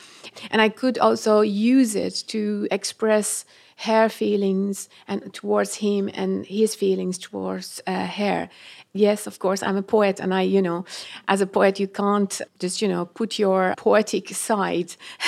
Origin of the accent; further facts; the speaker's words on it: Iran; first language Persian; English is a second language; It is my second home and also second, my I call it father tongue, and because my mother tongue is Persian.